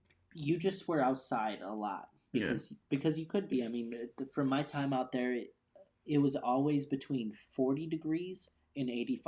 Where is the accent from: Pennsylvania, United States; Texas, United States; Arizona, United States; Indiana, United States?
Arizona, United States; Phoenix; Yeah. I grew up there. I was born in Phoenix, Arizona, Maricopa County.